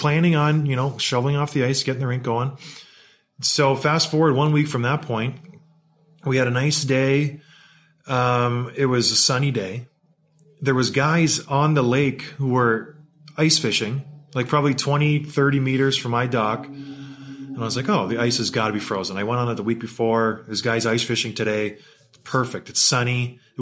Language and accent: English; St. Catharines, Ontario, Canada; I grew up in St. Catharines, Ontario, and where I lived, there was a pond called Martindale Pond in Port Dalhousie